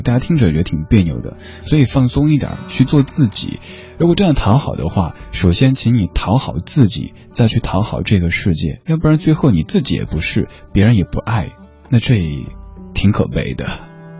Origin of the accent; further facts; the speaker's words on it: Sichuan, China; now in Beijing, China; 作为正宗的四川人